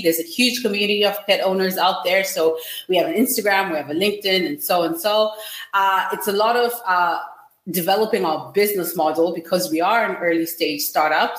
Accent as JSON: {"language": "English", "country": "Zimbabwe", "said": "I'm from Zimbabwe"}